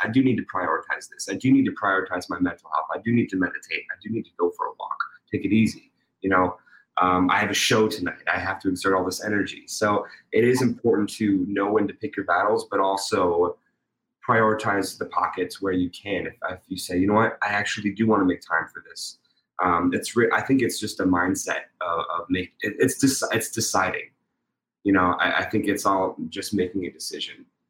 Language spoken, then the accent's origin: English; Pittsburgh, Pennsylvania, United States; I'm from Pittsburgh, Pennsylvania.